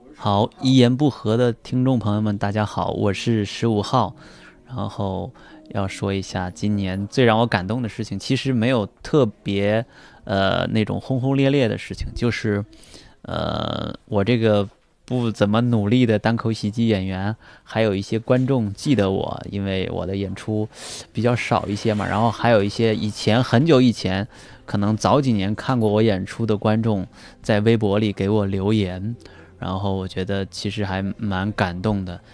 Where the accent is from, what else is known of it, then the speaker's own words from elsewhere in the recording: Anhui, China; now in Beijing, China; 我就回到老家，我的老家在安徽